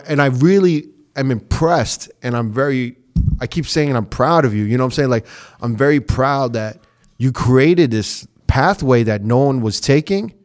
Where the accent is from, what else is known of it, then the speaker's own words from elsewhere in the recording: New York, United States; now in Las Vegas, United States; I'm from New York